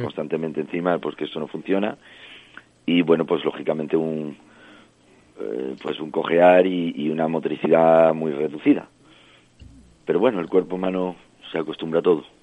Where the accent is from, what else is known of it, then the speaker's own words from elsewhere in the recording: French Basque Country, Nouvelle-Aquitaine, France; also born or lived in Extremadura, Spain; yo nací en Francia, ah. eh, vivo en Francia, en el País Vasco francés, de familia de origen extremeña